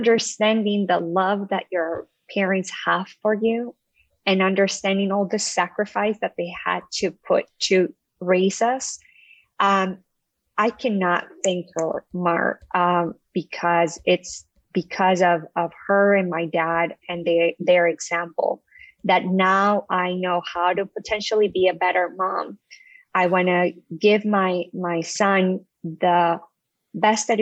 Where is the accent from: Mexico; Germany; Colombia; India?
Colombia; moved away as an adult; also born or lived in New York, United States; now in Connecticut, United States; I was born and raised in Colombia, South America